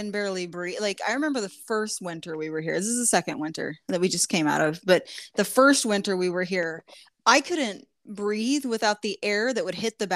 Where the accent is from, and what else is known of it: Southern Indiana, United States; moved away